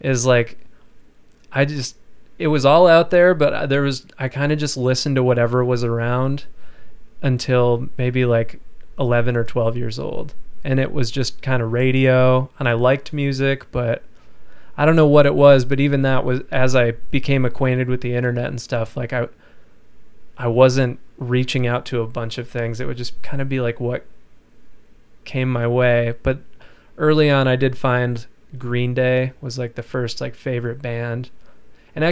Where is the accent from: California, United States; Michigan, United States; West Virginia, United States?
Michigan, United States; Sault Ste. Marie; Sault Ste. Marie, Michigan.